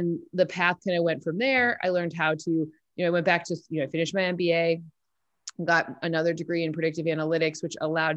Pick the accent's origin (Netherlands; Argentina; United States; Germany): United States; East Lansing, Michigan; I grew up in a football town. I'm from East Lansing, Michigan